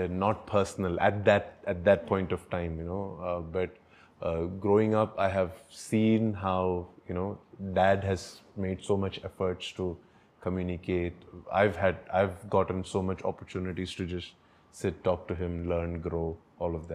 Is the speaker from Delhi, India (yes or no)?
no; Mumbai, Maharashtra, India; also born or lived in Tiruvalla, Kerala / Ambernath; now in Bangalore, India; I was born in Kerala, and then my relatives, some of them, along with my mother, they brought me to Mumbai. But I grew up in Mumbai